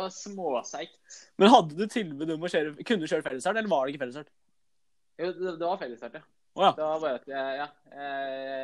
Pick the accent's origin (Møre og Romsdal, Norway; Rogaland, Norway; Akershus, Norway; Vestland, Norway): Akershus, Norway; Bærum; Jeg er fra Bærum.